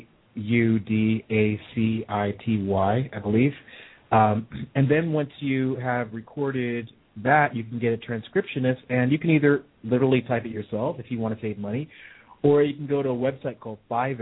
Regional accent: Hillsboro, Oregon, United States; moved away; I grew up in Hillsborough, Oregon

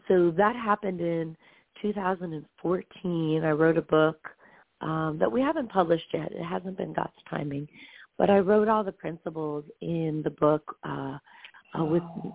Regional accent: Bethlehem, Pennsylvania, United States; I was born in Bethlehem, Pennsylvania

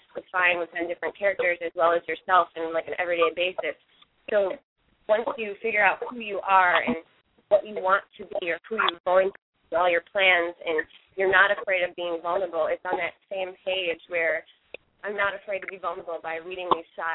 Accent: Rochester, New York, United States; moved away as an adult; now in New York City, United States; I'm actually from Rochester, New York

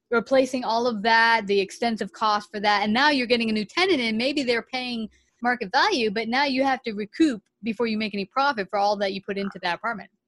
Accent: New York City, New York, United States; moved away as an adult; now in Houston, United States; we're from New York City

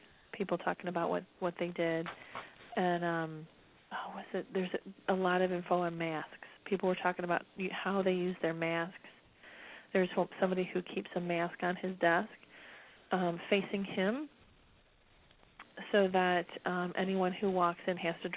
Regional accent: Detroit, Michigan, United States; I'm from Detroit

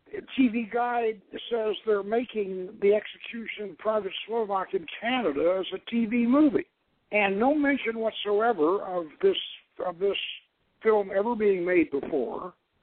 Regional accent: Georgia, United States; now in California, United States; I went back to this little village in Georgia, and where I grew up as a kid.

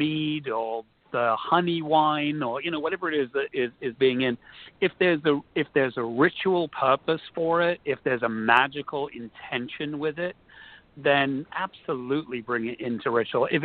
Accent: London, United Kingdom; moved away; while I grew up in London, I spent a lot of time in Kent

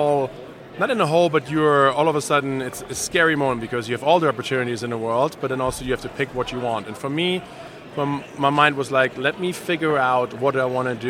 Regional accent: Germany; moved away as an adult; Born and raised in Germany, lived there until I was 21 years

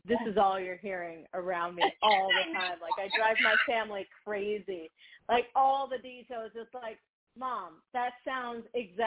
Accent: Dominican Republic; moved away; also born or lived in United States; I got to live and, you know, grow up in DR. So while I was born in the United States

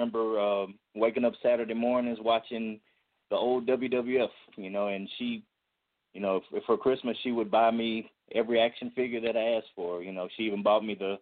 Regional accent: Little Rock, Arkansas, United States; I was born and raised here in Little Rock, Arkansas

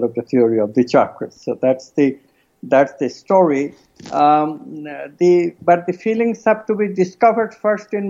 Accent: India; moved away; I'm an Indian from a culture which, you know, not a touchy culture

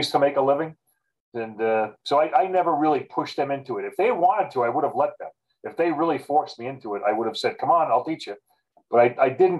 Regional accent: Portsmouth, Rhode Island, United States; moved away; Green Valley Country Club where I grew up in Portsmouth, Rhode Island

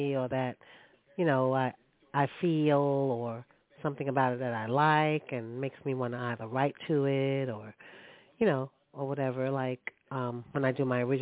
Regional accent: New York City, New York, United States; Born and raised in Brooklyn

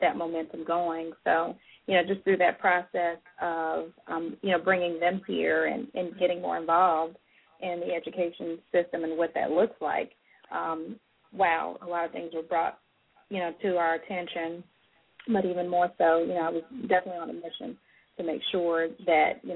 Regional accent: Alabama, United States; now in North Carolina, United States; I'm originally from Alabama

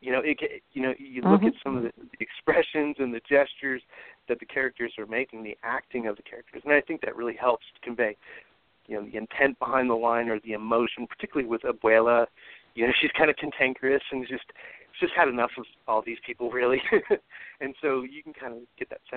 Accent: California, United States; first language English; when I was growing up in California

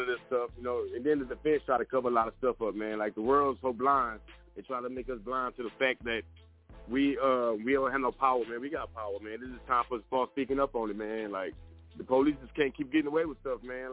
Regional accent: Texas, United States; I'm coming from Texas, so I blend

